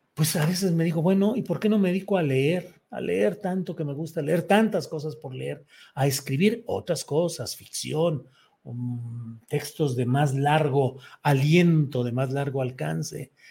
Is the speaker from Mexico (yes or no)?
yes; San Luis Potosí, Mexico; moved away; also born or lived in Torreón, Coahuila; mis papás se fueron a San Luis, ahí crecí, ahí viví